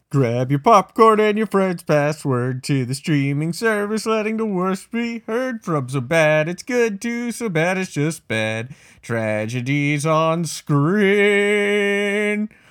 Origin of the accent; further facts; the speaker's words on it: Burrillville, Rhode Island, United States; my hometown of Barrowville, Rhode Island, specifically Harrisville.